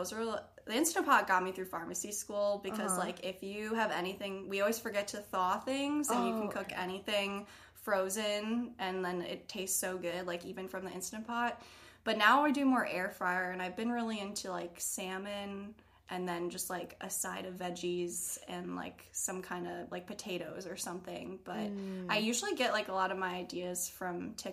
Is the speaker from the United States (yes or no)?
yes; Wisconsin, United States; moved away; I'm from Wisconsin.